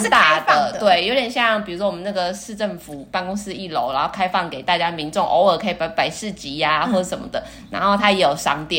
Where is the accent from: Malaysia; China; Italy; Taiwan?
Taiwan; 我们台湾人